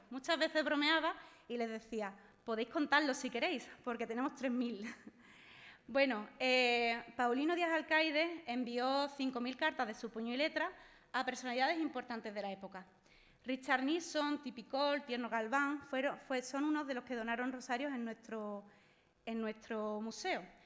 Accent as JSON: {"language": "Spanish", "town": "Aroche", "region": "Andalusia", "country": "Spain", "said": "soy de Aroche y muy orgullosa, de serlo."}